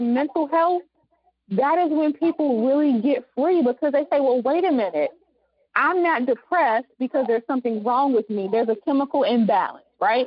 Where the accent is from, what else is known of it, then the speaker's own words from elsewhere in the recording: the South, United States; accent: southern; my my southern accent